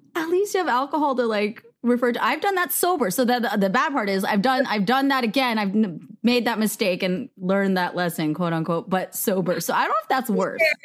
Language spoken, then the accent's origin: English; United States; I am Korean American. My parents are immigrants.